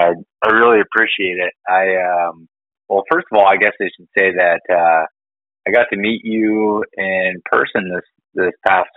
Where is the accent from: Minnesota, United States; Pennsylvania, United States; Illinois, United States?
Pennsylvania, United States; north central; so I'm from Pennsylvania. I'm from basically the middle of nowhere, north central Pennsylvania. And I've grown up hunting whitetails and turkeys for the most part.